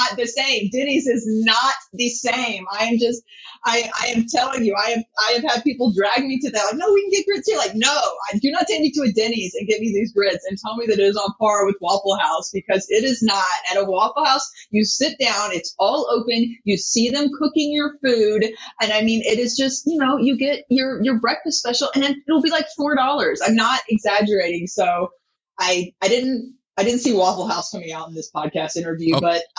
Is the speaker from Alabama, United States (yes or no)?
yes; Montgomery, Alabama, United States; moved away as an adult; also born or lived in Seattle, Washington; now in Walla Walla, United States; I grew up in Montgomery. Actually, my parents lived about half an hour outside of Montgomery, but that's where we went to school.